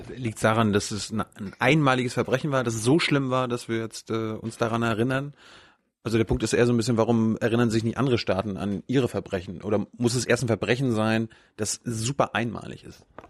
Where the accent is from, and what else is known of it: Germany